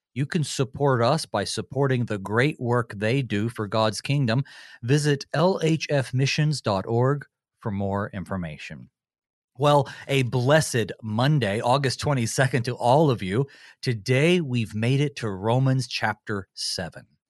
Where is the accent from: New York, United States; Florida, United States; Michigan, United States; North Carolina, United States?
North Carolina, United States; western; also born or lived in Winston-Salem, North Carolina; I grew up in North Carolina. That's my home state, uh, except I was born in Winston-Salem, right in the middle, and then grew up on the western side, right in the mountains